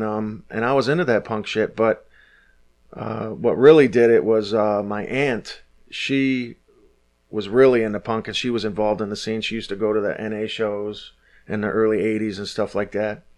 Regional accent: Detroit, Michigan, United States; But I grew up in Detroit. I grew up at 6 Mile

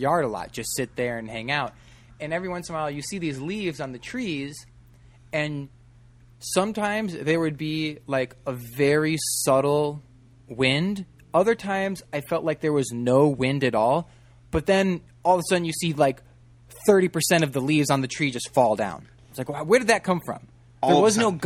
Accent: Midwest, United States; moved away as an adult; I'm from the Midwest

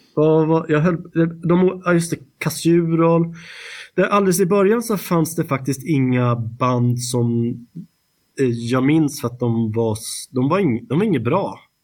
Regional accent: Stockholm, Stockholm County, Sweden; vi var ju från Stockholm

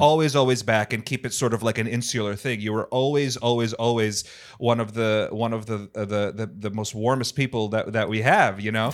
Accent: Rhode Island, United States; moved away as an adult; also born or lived in New Hampshire; now in Los Angeles, United States; I'm from Rhode Island originally.

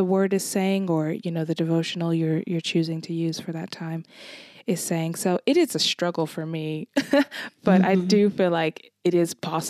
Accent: United States; being American

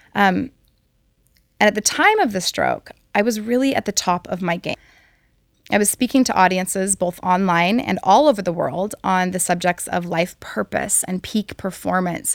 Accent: Hawaii, United States; I'm from Hawaii, and so living here in Hawaii

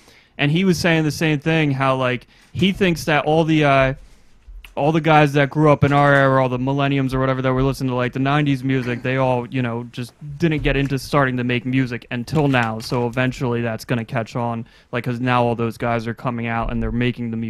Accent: Long Beach Island, New Jersey, United States; I'm from South Jersey. I'm from like here. I grew up on LBI.

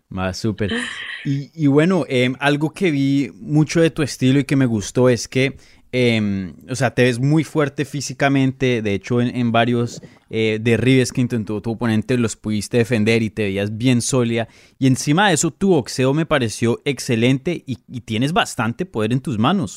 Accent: Colombia; now in United States; yo vivo acá en Estados Unidos, yo soy de Colombia

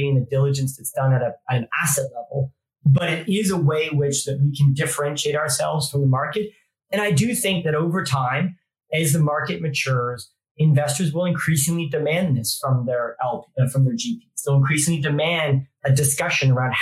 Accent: Canada; moved away as an adult; now in United Kingdom; I grew up in Canada

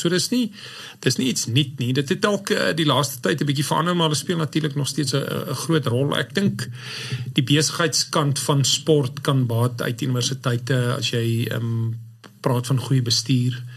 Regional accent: Klerksdorp, North West, South Africa; Ek is maar 'n boerling in 'n ou Noordwester of Wes-Transvaaler

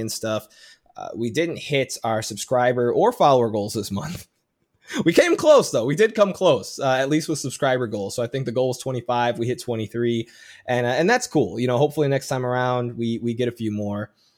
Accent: Chicago, Illinois, United States; moved away as an adult; now in San Diego, United States; I grew up in Chicago and never felt like I fit in. And I move out to San Diego

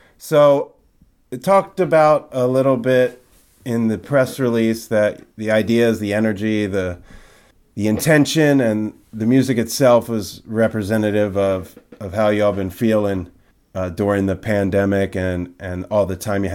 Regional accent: Jersey Shore, New Jersey, United States; now in Bay Area, United States; I'm here in my mom's office down at the Jersey Shore. So a little far from home for me. You know, this is home, but currently home is the Bay Area

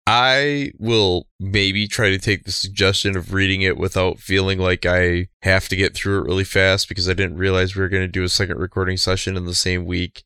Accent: Bay City, Michigan, United States; Bay City is my hometown and where I currently

